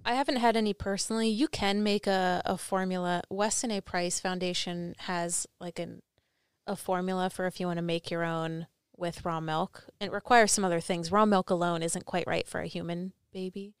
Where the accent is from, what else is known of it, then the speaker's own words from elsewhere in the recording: New Jersey, United States; I was from New Jersey